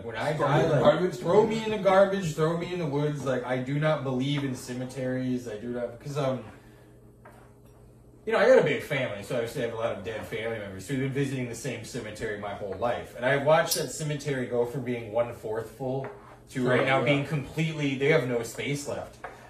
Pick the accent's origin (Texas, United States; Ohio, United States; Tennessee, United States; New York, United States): New York, United States; Brooklyn; I'm from Brooklyn.